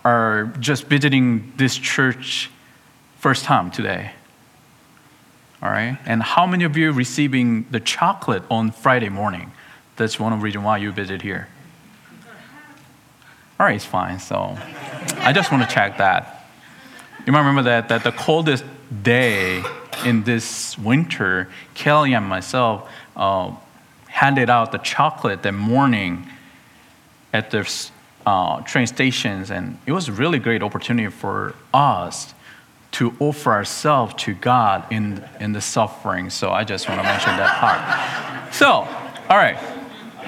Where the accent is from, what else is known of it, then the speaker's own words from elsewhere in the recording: South Korea; moved away; my home country, Korea, South Korea